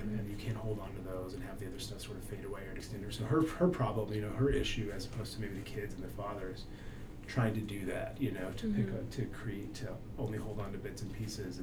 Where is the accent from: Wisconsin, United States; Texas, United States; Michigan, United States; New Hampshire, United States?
New Hampshire, United States; I grew up in New Hampshire